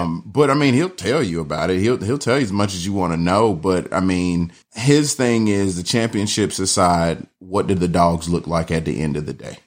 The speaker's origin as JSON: {"language": "English", "town": "Atlanta", "region": "Georgia", "country": "United States", "tie": "born or raised there", "also_born_or_lived": "Riverdale, Georgia", "said": "I'm from, born and raised in Atlanta"}